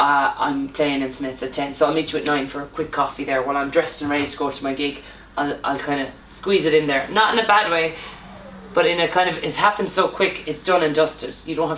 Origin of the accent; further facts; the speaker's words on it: Ireland; A lot of us Irish girls